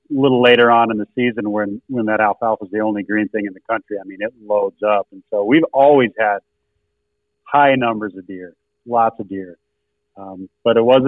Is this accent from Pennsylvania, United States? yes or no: no; Spearfish, South Dakota, United States; my hometown of Spearfish